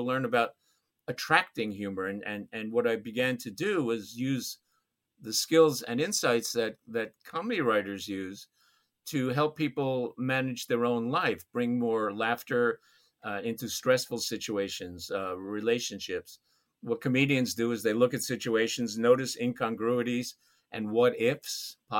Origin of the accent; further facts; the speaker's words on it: New York City, New York, United States; I grew up in New York City, Brooklyn, when it was affordable.